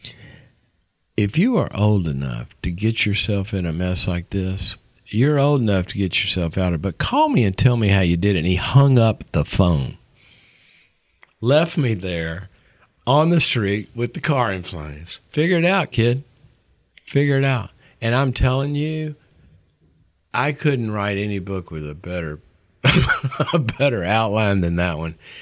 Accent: Mississippi, United States; moved away as an adult; also born or lived in Texas; I was from Mississippi, and I'm just this little redneck kid

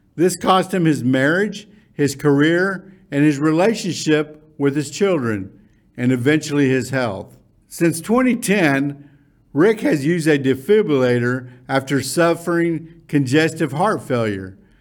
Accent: Irving, Texas, United States; we grew up in Irving High School

